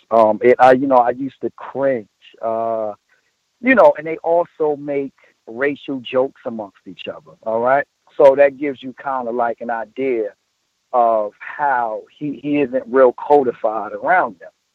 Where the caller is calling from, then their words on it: New Jersey, United States; I'm calling from New Jersey